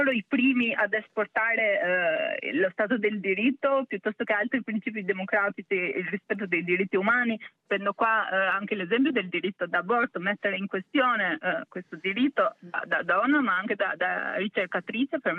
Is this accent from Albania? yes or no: yes; Albania; da albanese in questo caso direi che anche la questione del Kosovo è un'interpretazione chiara di cosa significa normalizzazione